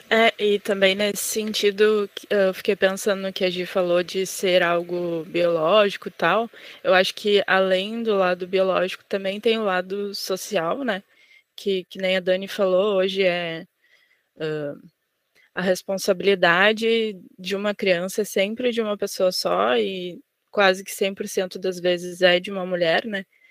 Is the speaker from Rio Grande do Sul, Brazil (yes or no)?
yes; Porto Alegre, Rio Grande do Sul, Brazil; sou de Porto Alegre